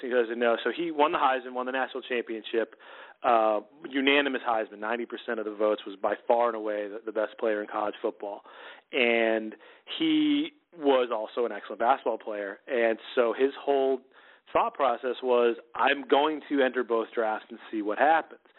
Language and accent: English; New Jersey, United States; I grew up in New Jersey. Um, mm-hmm. I was in high school in New Jersey